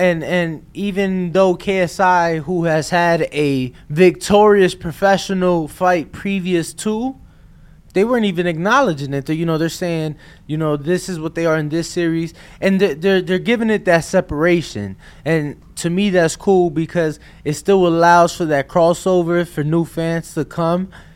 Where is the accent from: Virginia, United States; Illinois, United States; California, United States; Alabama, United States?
Illinois, United States; Chicago; I'm from Chicago, huge White Sox fan, Southside